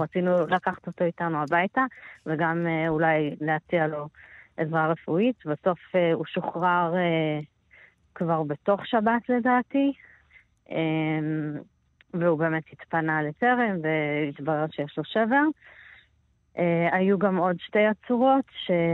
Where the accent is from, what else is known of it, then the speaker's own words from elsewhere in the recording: Israel; אני ישראלית, אני יהודייה